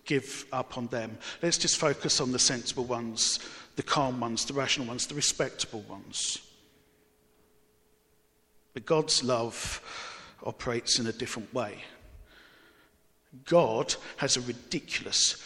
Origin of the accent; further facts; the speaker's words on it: Barking, London, United Kingdom; Growing up in Barking